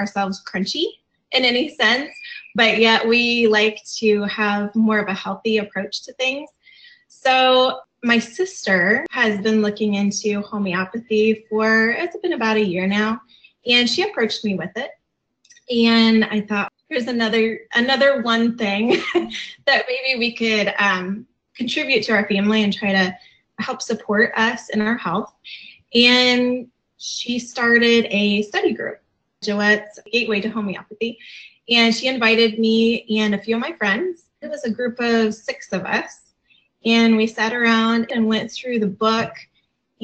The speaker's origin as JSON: {"language": "English", "town": "Fort Wayne", "region": "Indiana", "country": "United States", "said": "we're from Fort Wayne, Indiana"}